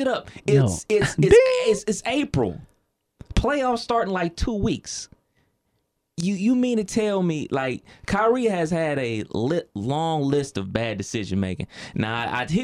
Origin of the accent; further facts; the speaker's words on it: Cleveland, Ohio, United States; my hometown is Cleveland, Ohio